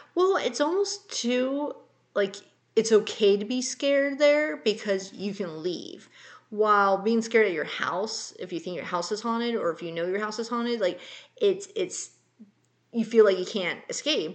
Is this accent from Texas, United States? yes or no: no; California, United States; all the wildfires in in California right now. There was some, I guess there was an emergency um, up near my old hometown.